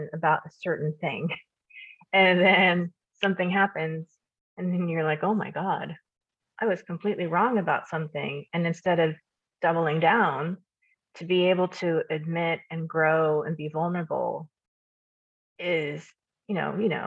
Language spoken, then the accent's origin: English; Kansas, United States; I grew up in Kansas, as you know. I immigrated when I was 2.